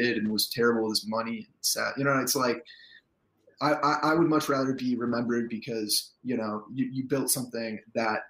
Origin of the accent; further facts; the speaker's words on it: Chicago, Illinois, United States; moved away; also born or lived in Baltimore / Las Vegas / Los Angeles; growing up in Chicago living in Baltimore, living in Vegas, living in Los Angeles